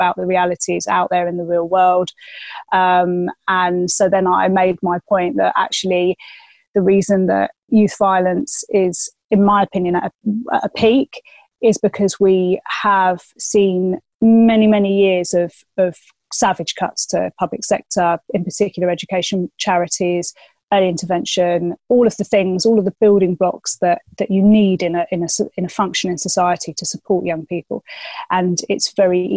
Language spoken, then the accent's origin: English; London, United Kingdom; I grew up in Southeast London. I grew up in a council flat in New Cross